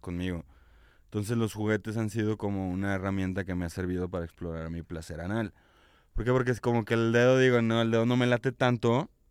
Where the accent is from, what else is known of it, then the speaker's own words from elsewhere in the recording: León, Guanajuato, Mexico; de esta tierra de mojigatos